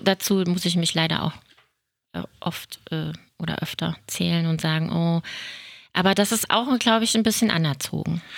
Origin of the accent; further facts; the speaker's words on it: Germany; hier bei uns in Deutschland